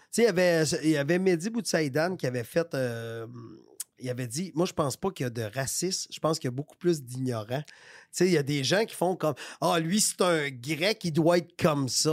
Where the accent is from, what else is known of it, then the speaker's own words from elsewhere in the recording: Victoriaville, Quebec, Canada; moved away; je viens de Victoriaville. Fait qu'à Victoriaville, tout le monde est blanc ou presque. tu, comprends? Ben, dans les années que j'habitais à Victoriaville